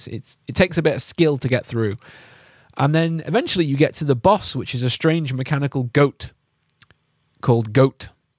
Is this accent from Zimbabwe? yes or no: yes; Zimbabwe; moved away; Yeah, we did. Yeah. I'm actually from Zimbabwe.